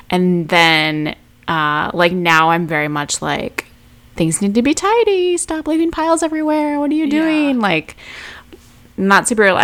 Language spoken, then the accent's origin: English; Midwest, United States; we're both from the Midwest